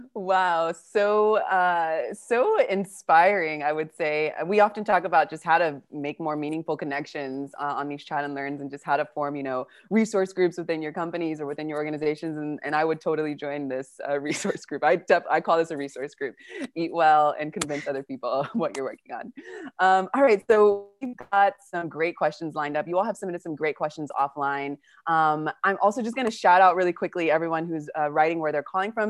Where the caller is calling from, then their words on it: Patagonia, Argentina; I'm calling from Argentina and Patagonia